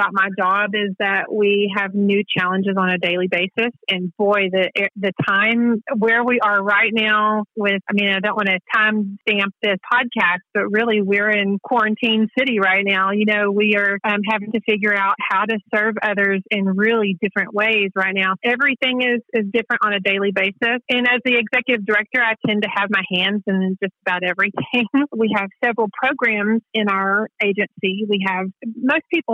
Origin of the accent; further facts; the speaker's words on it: Waxahachie, Texas, United States; moved back where I grew up in Waxahachie.